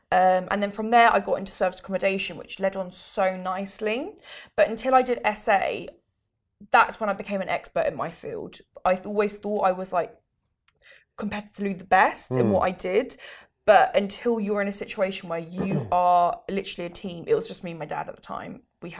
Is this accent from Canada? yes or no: no; United Kingdom; born there; That's what it is. I'm a British Italian. That's what it is. I'm born in the UK.